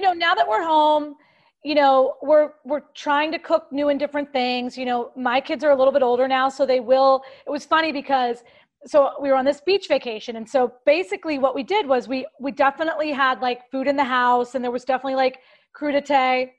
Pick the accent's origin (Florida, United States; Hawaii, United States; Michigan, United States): Florida, United States; Clearwater; moved away; Clearwater near Tampa